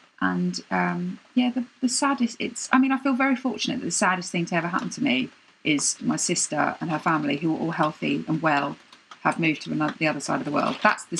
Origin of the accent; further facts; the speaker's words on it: United Kingdom; I'm British.